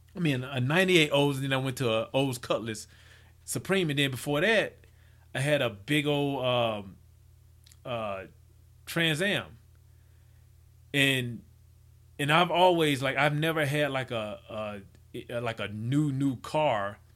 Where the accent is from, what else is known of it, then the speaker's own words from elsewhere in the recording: Mississippi, United States; I grew up in Mississippi